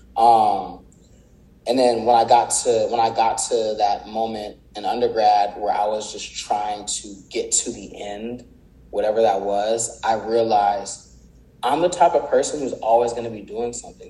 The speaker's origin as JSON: {"language": "English", "town": "Palmdale", "region": "California", "country": "United States", "tie": "born or raised there", "also_born_or_lived": "Inglewood, California / South Central, Los Angeles", "said": "Then that's when we moved to Palmdale to get away from that environment"}